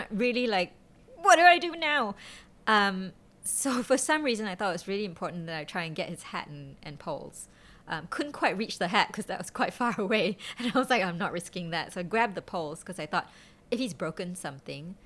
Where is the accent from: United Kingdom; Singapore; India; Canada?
Singapore; being Singaporean